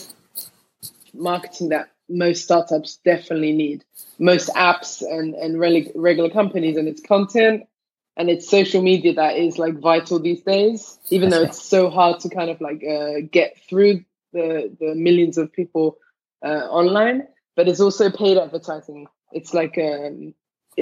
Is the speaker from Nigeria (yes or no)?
no; London, United Kingdom; now in Tel Aviv, Israel; Me and my twin sister, growing up in London